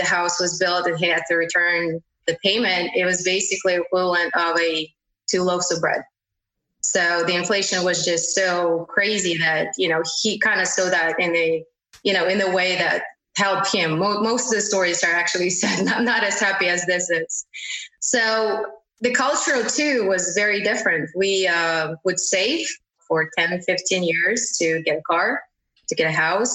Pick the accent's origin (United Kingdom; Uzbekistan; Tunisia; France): Uzbekistan; English is a second language; moved away as an adult; now in United States; It's Uzbekistan. So I grew up in this country